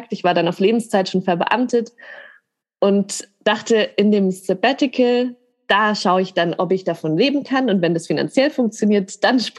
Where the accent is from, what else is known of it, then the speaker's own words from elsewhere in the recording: Grafing, Bavaria, Germany; now in Munich, Germany; ich bin in Grafing aufgewachsen und dann nach München gezogen